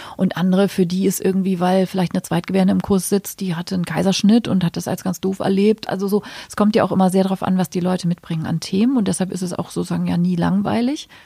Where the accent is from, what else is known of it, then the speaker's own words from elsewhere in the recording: Hamburg, Germany; moved away as an adult; now in Berlin, Germany; ich komme ja aus Hamburg und da habe ich eben auch die ersten zehn Jahre meines Berufslebens gearbeitet